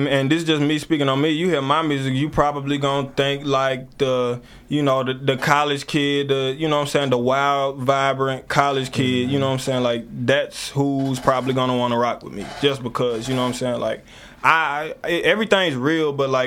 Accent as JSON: {"language": "English", "region": "Mississippi", "country": "United States", "said": "I'm from Mississippi"}